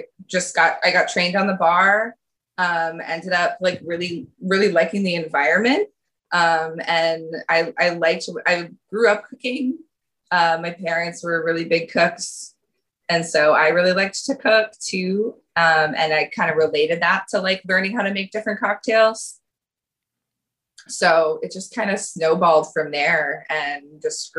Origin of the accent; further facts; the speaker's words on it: Durham, New Hampshire, United States; moved away as an adult; also born or lived in New York City; now in Providence, United States; I grew up in Durham, New Hampshire.